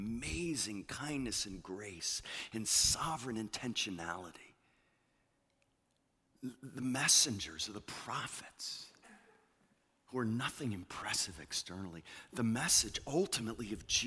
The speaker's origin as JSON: {"language": "English", "region": "New England", "country": "United States", "moved": "yes", "said": "I come from the land. I come from New England"}